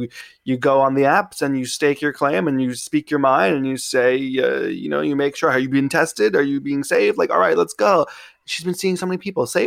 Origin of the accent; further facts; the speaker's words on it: New York City, New York, United States; I grew up in Queens